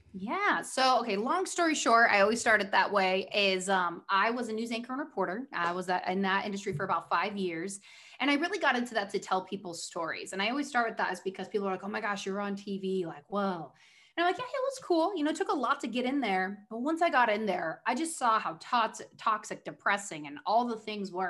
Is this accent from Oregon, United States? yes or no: yes; Oregon, United States; moved away as an adult; also born or lived in Newport Beach, California; now in Southern California, United States; I was born in Newport Beach, moved up to Oregon, basically lived there my whole life